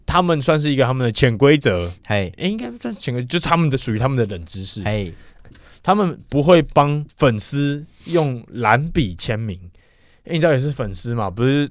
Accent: Taiwan; 像我们台湾人

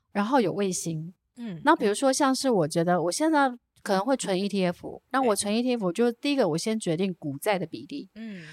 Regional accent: Jiufen, New Taipei, Taiwan; 妈妈在台北工作把我们三个小女孩送到九份的阿嬷嗯，那嗯。我从小就是其实跟我阿嬷一起长大的

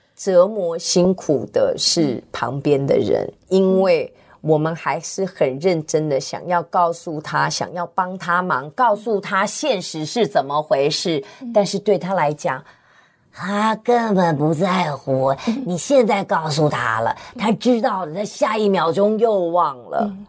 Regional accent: Tianjin, China; 我是天津

